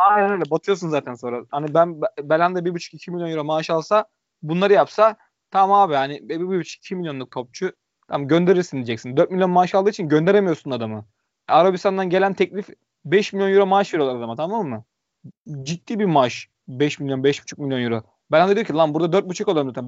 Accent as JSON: {"language": "Turkish", "town": "İzmit", "region": "Kocaeli", "country": "Turkey", "said": "Ben İzmitliyim."}